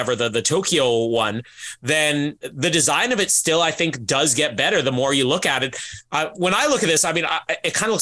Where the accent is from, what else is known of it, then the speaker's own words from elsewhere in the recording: Canada; me being Canadian